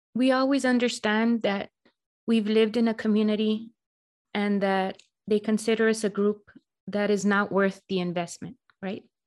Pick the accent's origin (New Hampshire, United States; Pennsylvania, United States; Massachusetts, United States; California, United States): California, United States; Los Angeles; now in El Paso, United States; I'm originally from Los Angeles, and I live in El Paso, Texas.